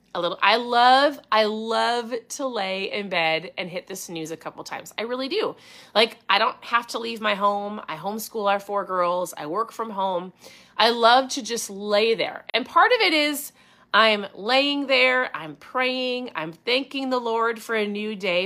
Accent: Minnesota, United States; accent: strong O's; I'm from Minnesota? My O's can be strong

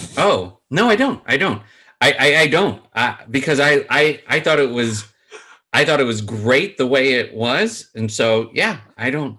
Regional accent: Chicago, Illinois, United States; I am from Chicago

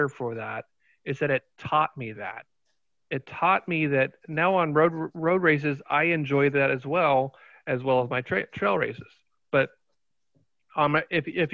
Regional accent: Fairborn, Ohio, United States; I grew up in Fairborn, so Yellow Springs is like my bag right there

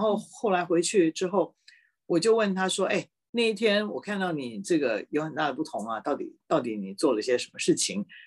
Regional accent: Taipei, Taiwan; moved away as an adult; 我在台北出生的

